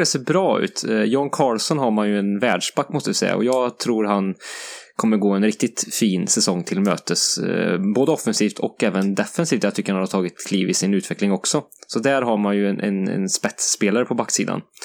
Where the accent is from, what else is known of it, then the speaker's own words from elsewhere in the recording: Sweden; som svensk